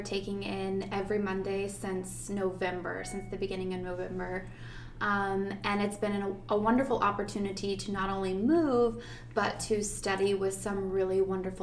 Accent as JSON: {"language": "English", "region": "Arizona", "country": "United States", "tie": "born or raised there", "also_born_or_lived": "Austin, Texas", "moved": "as an adult", "lives_now": "Tarpon Springs, United States", "said": "I grew up in Arizona. So I was not born there. I was actually born in Austin, Texas, but I grew up in Arizona. I spent from age 7 to 23 living in Arizona"}